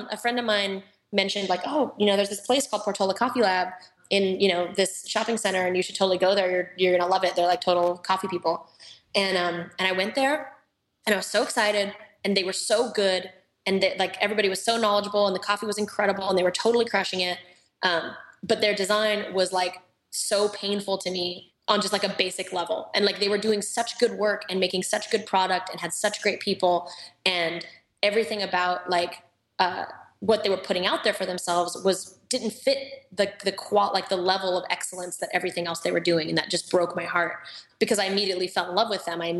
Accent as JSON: {"language": "English", "town": "Reno", "region": "Nevada", "country": "United States", "lives_now": "Orange County, United States", "said": "I came from Reno, Tahoe, where at the time there really wasn't any good coffee culture."}